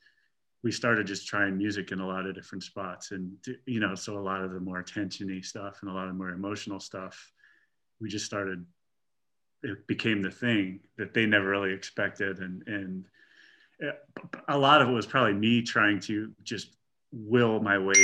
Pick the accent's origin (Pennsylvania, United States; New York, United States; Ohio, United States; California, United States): Pennsylvania, United States; now in Los Angeles, United States